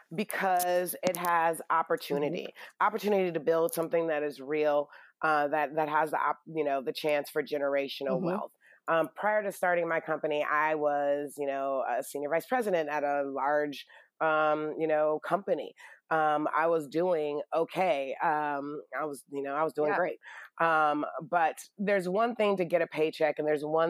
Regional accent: Detroit, Michigan, United States; I'm from Detroit

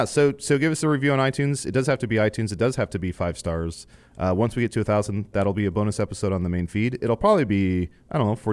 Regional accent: Virginia, United States; Oh, I'm from Virginia.

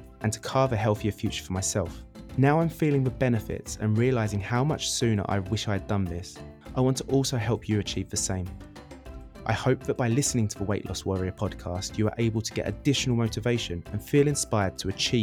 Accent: Essex, East of England, United Kingdom; moved away as an adult; now in Barcelona, Spain; I'm originally from Essex in the UK, but arrived to Barcelona in 2009 for a two-month holiday.

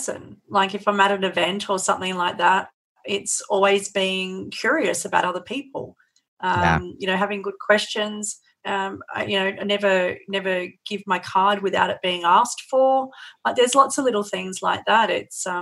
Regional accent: Australia; accent: Aussie; being Aussie definitely helps. It's always nice to have a different accent

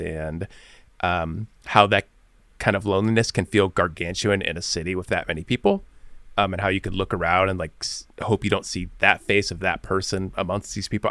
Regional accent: Bloomington, Illinois, United States; being from Bloomington, Illinois, like I was

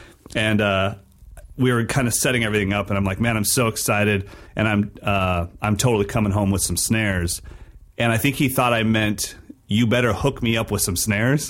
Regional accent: Sacramento, California, United States; my hometown, Sacramento, California

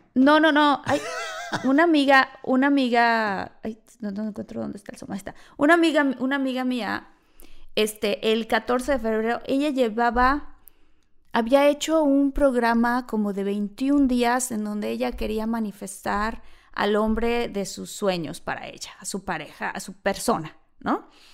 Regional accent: Mexico; moved away as an adult; now in United States

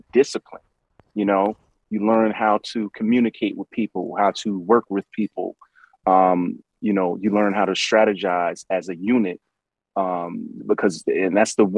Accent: New York City, New York, United States; I'm from Brooklyn

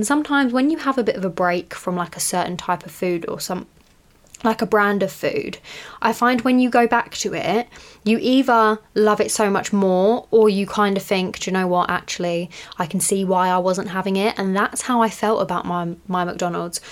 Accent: United Kingdom; I'm British

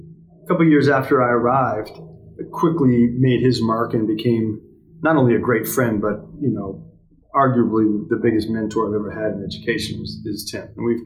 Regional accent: Dartmouth, Nova Scotia, Canada; moved away as an adult; also born or lived in Maine / Abu Dhabi; now in Paris, France; So I grew up in the East Coast of Canada, Nova Scotia, Prince Andrew High School in Dartmouth, Nova Scotia. I spent my first 18 years there.

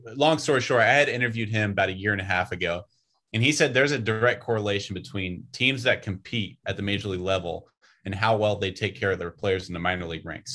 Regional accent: Northern California, United States; I grew up in Northern California

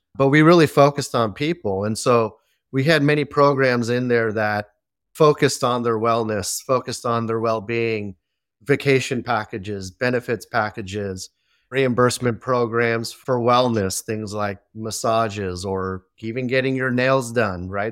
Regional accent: Belmont, California, United States; also born or lived in San Mateo, California; I was born here in the Bay Area. San Mateo, California, born and raised in Belmont, which is a small city right next to it

